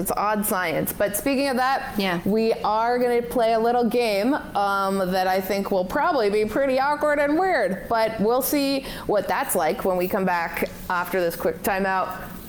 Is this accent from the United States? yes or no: no; Canada; I'm from Canada and I love Canada.